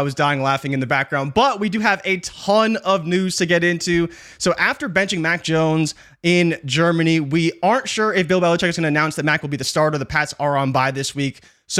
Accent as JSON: {"language": "English", "country": "Canada", "said": "I'm Canadian, and we have frats here"}